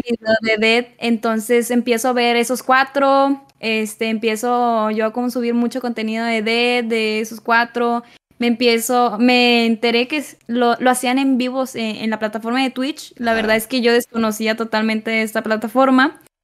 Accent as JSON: {"language": "Spanish", "town": "Nuevo Laredo", "region": "Tamaulipas", "country": "Mexico", "tie": "born or raised there", "said": "yo soy originaria este, de aquí, de Nuevo Laredo"}